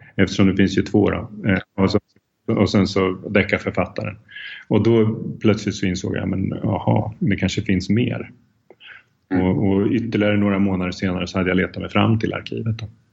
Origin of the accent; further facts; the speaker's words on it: Sweden; moved away as an adult; also born or lived in Czech Republic; jag är svensk